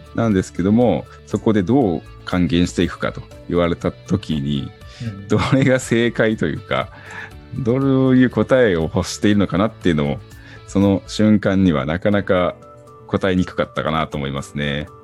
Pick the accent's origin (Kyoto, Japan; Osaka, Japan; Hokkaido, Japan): Hokkaido, Japan; also born or lived in Tokyo; now in Shibata, Japan; 出身は北海道ですが、東京から、え板山の方に移住しまして